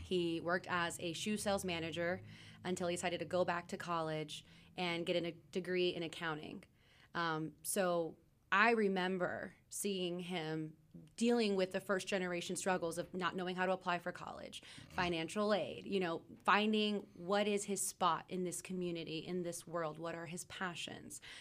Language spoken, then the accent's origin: English; Rowlett, Texas, United States; also born or lived in Mesquite, Texas / Dallas, Texas; Born and raised Dallas, Texas. I grew up in Mesquite